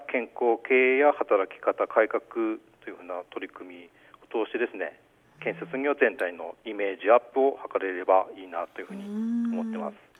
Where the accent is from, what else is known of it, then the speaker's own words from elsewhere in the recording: Goshogawara, Aomori, Japan; also born or lived in Hirosaki; 私は五所川原出身でして